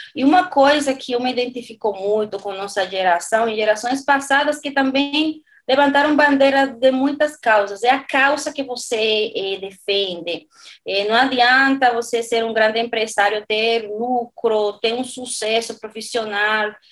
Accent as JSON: {"language": "Portuguese", "country": "Dominican Republic", "also_born_or_lived": "Spain / Madrid, Spain / Valencia, Spain", "second_language": "Portuguese", "moved": "as an adult", "lives_now": "São Paulo, Brazil", "said": "sou da República Dominicana"}